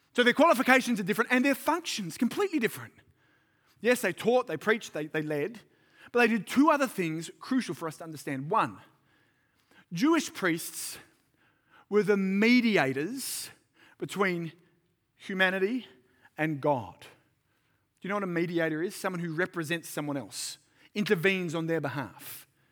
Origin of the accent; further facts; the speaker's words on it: Sydney, New South Wales, Australia; moved away as an adult; now in Central Coast, Australia; I'm from Sydney